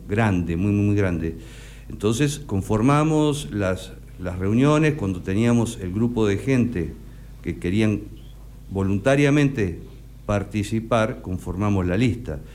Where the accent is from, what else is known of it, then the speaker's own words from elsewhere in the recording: Necochea, Buenos Aires Province, Argentina; moved away as an adult; also born or lived in United States; yo nací acá, hice, hice mi escuela primaria acá, hice mi secundario